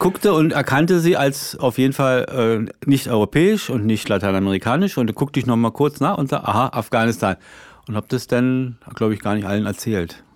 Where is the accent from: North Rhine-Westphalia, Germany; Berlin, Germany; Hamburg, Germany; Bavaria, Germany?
Berlin, Germany; als Berliner ist es ja durch die Mauer sowieso immer ein Problem gewesen. Man guckte, ich guckte da von der Arbeitsstelle gleich immer auf, auf West-Berlin